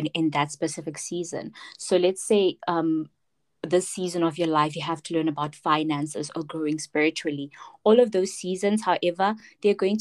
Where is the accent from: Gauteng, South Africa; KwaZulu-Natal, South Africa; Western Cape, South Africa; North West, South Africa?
Gauteng, South Africa; Pretoria; I am from Soshanguve, Pretoria